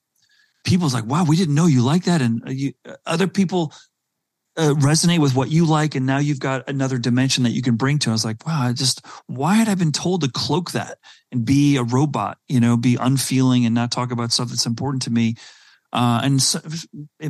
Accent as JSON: {"language": "English", "country": "South Africa", "tie": "born or raised there", "also_born_or_lived": "Silicon Valley", "moved": "yes", "said": "growing up in South Africa at a very early age"}